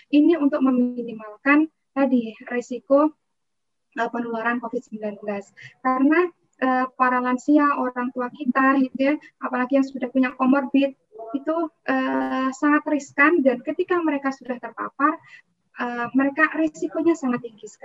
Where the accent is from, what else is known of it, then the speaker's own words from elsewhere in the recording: Prambanan, Indonesia; Akhirnya saya data ini di kampung saya di Prambanan itu ada berapa lansia.